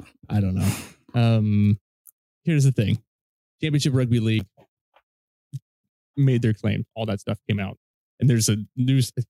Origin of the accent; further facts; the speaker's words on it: Ohio, United States; I'm from Ohio